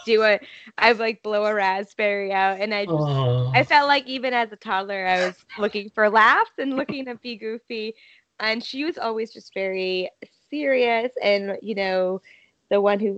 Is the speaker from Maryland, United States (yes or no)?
no; Massachusetts, United States; now in New York City, United States; I'm originally from Massachusetts.